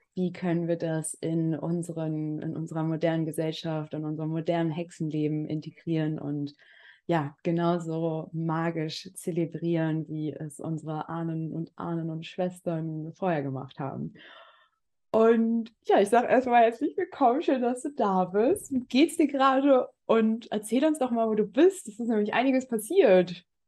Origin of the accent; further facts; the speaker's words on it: Germany; moved away as an adult; also born or lived in Berlin; ich bin ja auch in Berlin geboren, aber durfte dann Gott sei Dank eine sehr lange Zeit ähm, auf dem Land aufwachsen, ähm, bis ich 20 war